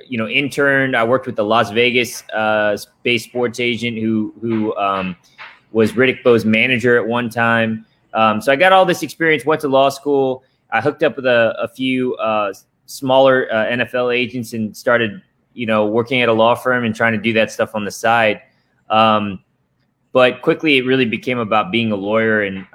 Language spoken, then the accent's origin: English; Japan; Not to mention growing up in Japan, where the Japanese culture is insanely disciplined.